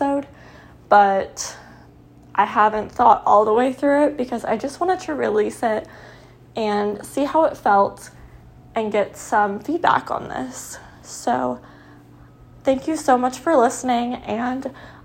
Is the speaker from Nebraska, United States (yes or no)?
yes; Nebraska, United States; I went to college in my hometown in Nebraska